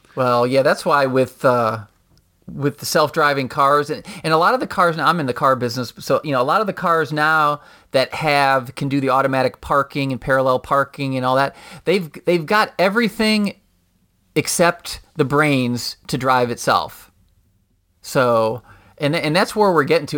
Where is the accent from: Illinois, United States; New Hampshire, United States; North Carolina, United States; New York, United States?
Illinois, United States; Schaumburg; also born or lived in Chicago / Charlotte; That's where I'm from